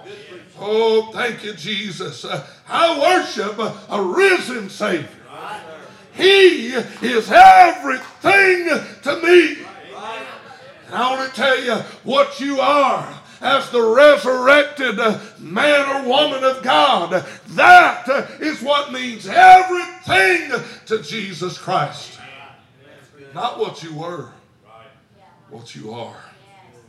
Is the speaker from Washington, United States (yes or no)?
no; Alabama, United States; I grew up in Alabama